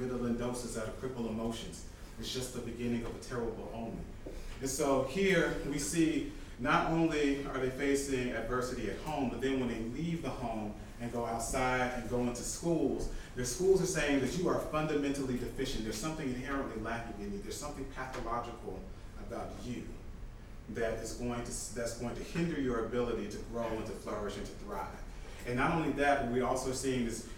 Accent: Atlanta, Georgia, United States; I grew up in the Atlanta area.

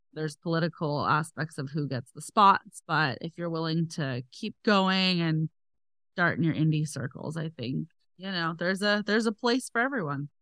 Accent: next to San Francisco, Northern California, United States; also born or lived in Los Angeles; I'm from Northern California, next to San Francisco

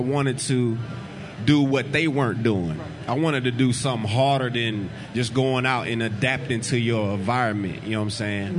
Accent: Des Moines, Iowa, United States; Yeah, I'm from Des Moines, Iowa.

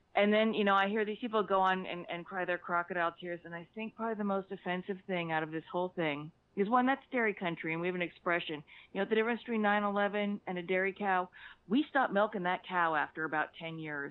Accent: South Central Pennsylvania, United States; now in San Francisco Bay Area, United States; I'm not originally from California. I'm from South Central Pennsylvania, about an hour twenty

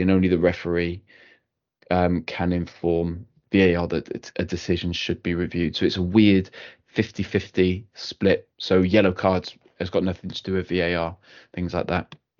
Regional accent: Cardiff, Wales, United Kingdom; I'm from Cardiff

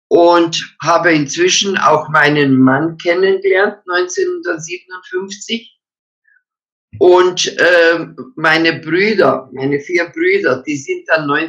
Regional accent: Croatia; Also, ich stamme eigentlich, meine Eltern waren Donauschwaben, wir stammen aber aus Kroatien. Meine Eltern haben dort gelebt als Deutsche und äh, wir haben natürlich, äh, ich bin ja im Krieg geboren, 1940.

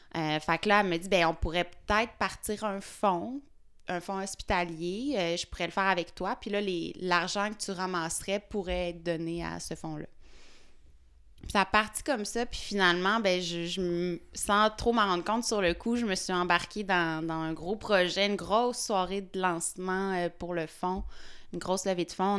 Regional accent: Fossambault-sur-le-Lac, Quebec, Canada; j'habite... je suis née... Ben, en fait, j'ai grandi à Fossambeau-sur-le-Lac, qui est une petite ville proche du lac Saint-Joseph.

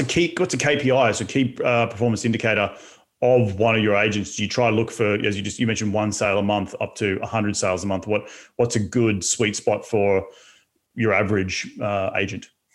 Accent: Australia; moved away; my home in my home country of Australia

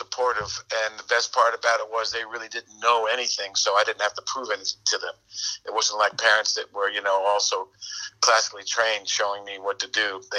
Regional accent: Long Island, New York, United States; I'm out on Long Island.

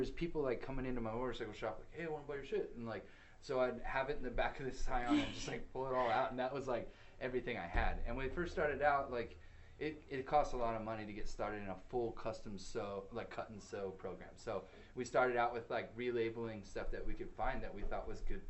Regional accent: California, United States; Orange County.

